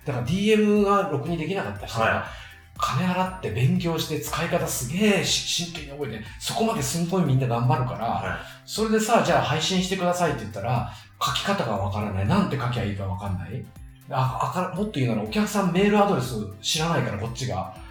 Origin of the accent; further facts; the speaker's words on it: Shizuoka, Japan; 僕、地元静岡の